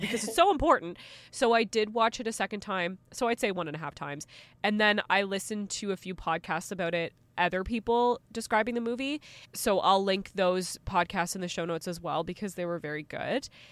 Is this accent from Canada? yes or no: yes; Canada; As a Canadian